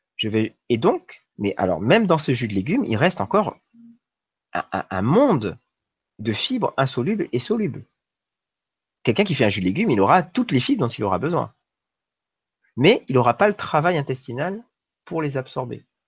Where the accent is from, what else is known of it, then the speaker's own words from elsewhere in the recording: New Caledonia; j'ai grandi en Nouvelle-Calédonie